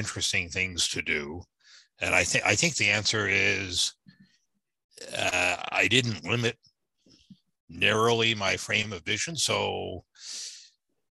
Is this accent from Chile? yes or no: no; Canada; also born or lived in Norfolk, Virginia, United States; I'm from Virginia, Norfolk, Virginia. My folks moved to Canada when I was young. So I went to school in Canada.